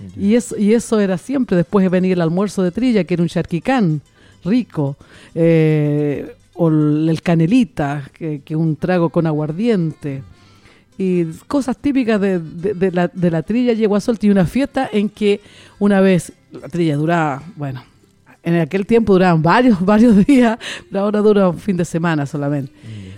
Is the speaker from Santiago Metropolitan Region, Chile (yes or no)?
no; Constitución, Maule, Chile; de la localidad de donde soy yo, que es de Constitución, Constitución la perla del Maule